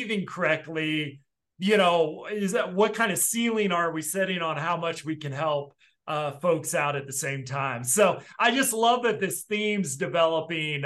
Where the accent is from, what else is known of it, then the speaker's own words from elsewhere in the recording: Midwest, United States; growing up in the Midwest